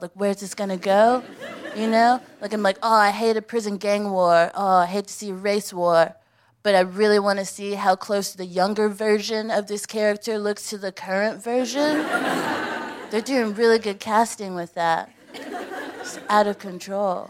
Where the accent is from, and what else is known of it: United States; now in United Kingdom